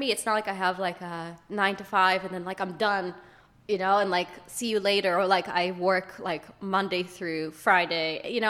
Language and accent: English; London, United Kingdom; I'm from London.